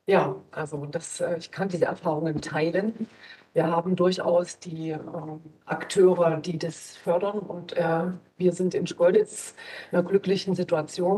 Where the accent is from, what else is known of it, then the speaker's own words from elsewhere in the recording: Schkeuditz, Saxony, Germany; Also ich komme aus der Stadt Schkeuditz in Sachsen, auch bekannt als Flughafenstadt